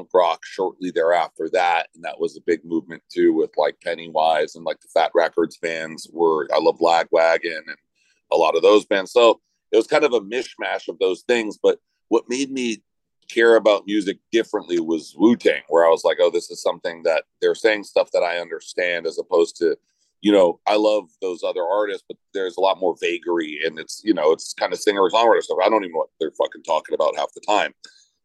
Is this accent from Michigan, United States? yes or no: no; Los Angeles, California, United States; I grew up in LA, which is, you know, it's obviously very urban, and we grew up in the Hollywood area.